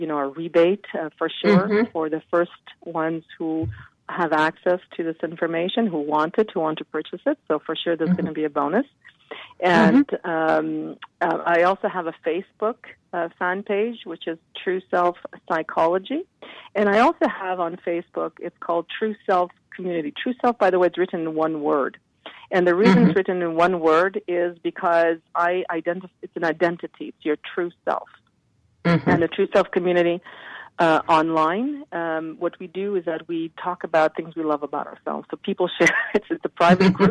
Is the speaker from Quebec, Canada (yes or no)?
yes; Montreal, Quebec, Canada; here I'm in Montreal